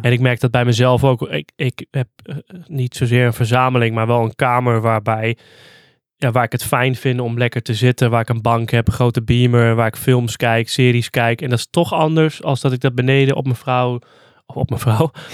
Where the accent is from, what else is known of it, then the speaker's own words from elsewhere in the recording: Hardenberg, Overijssel, Netherlands; now in Zwolle, Netherlands; ik ben dus opgegroeid in Hardenberg